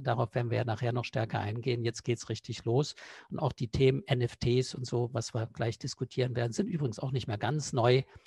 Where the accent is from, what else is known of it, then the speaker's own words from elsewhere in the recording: East Germany, Germany; ich bin früher mal im Osten groß geworden.